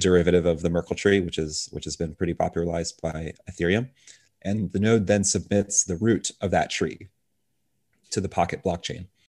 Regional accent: Tampa, Florida, United States; also born or lived in Dominican Republic; moved over here to Tampa, Florida when I was two years old

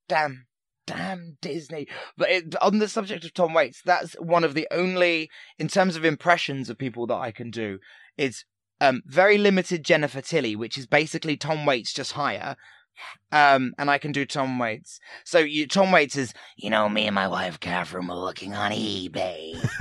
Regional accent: Portsmouth, South East England, United Kingdom; where I grew up in Portsmouth

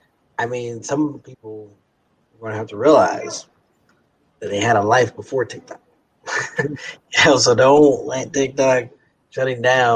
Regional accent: Kansas City, United States; We're both from Kansas City.

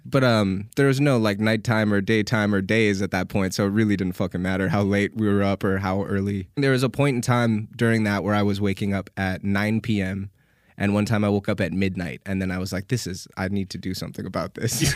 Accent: Canada; accent: Canadian; now in United States

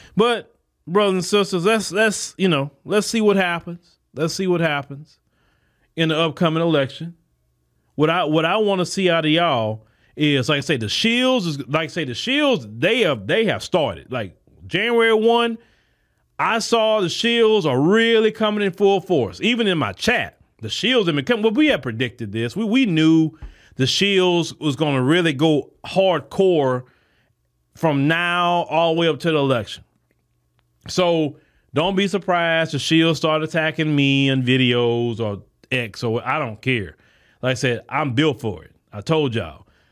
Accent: United States; Black American people

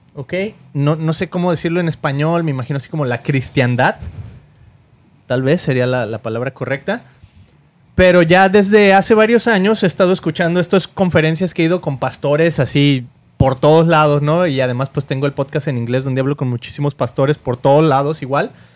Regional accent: Mexico; now in United States; Somos latinos, venimos de México

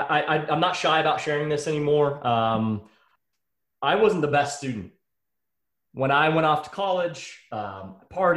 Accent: Texas, United States; I'm from Texas, born and raised in Texas

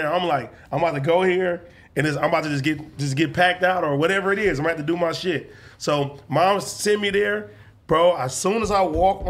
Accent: Compton, California, United States; I'm from Lantana.

